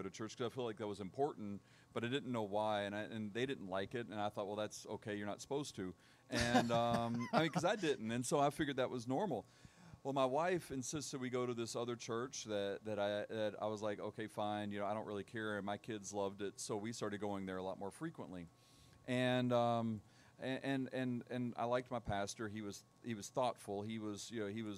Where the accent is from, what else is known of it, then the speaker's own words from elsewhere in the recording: Tennessee, United States; also born or lived in Charleston, South Carolina; I was born in Charleston, South Carolina, but I moved here when I was one. So for all practical purposes, I'm a Tennessean.